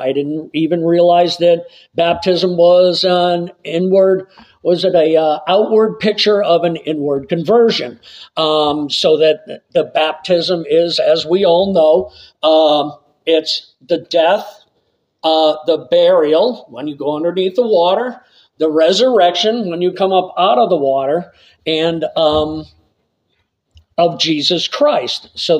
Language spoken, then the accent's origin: English; East Longmeadow, Massachusetts, United States; moved away; also born or lived in Port Charlotte; I grew up in East Longmeadow, which is a suburb of Springfield, Massachusetts, and it was heavily populated with Italian families.